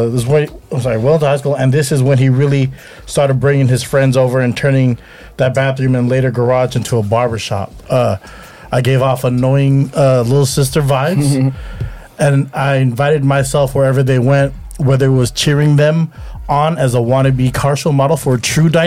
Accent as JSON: {"language": "English", "town": "Daly City", "region": "California", "country": "United States", "tie": "born or raised there", "said": "I grew up in Daly City, went to Westlake. Westlake School."}